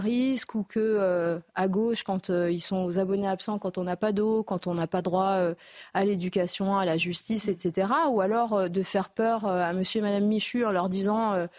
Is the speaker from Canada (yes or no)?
no; Mayotte; On a choisi la France, on est français depuis 1841, on a voté pour le rester